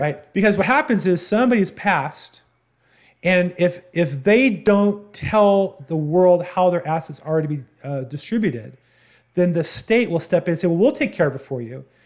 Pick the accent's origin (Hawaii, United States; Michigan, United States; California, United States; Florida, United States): California, United States; Southern; I'm from Southern California. I grew up here